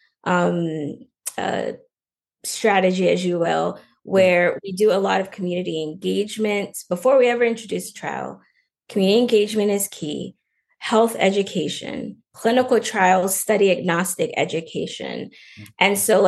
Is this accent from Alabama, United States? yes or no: no; Lafayette, Louisiana, United States; now in Los Angeles, United States; I'm originally from Louisiana, from Lafayette, Louisiana